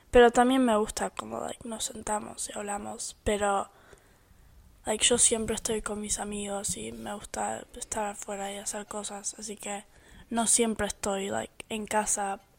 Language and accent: Spanish; Argentina; born there; Yo nací en Argentina, pero yo soy americanizada.